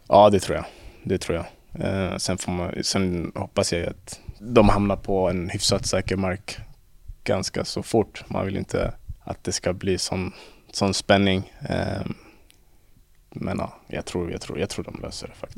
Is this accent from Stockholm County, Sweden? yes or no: yes; Stockholm, Stockholm County, Sweden; moved away; vi som är från Stockholm